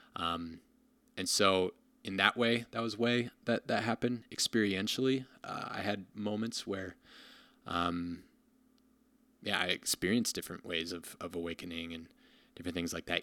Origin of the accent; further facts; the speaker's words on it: Rockford, Illinois, United States; moved away as an adult; also born or lived in Ohio; now in Madison, United States; I grew up in Rockford, Illinois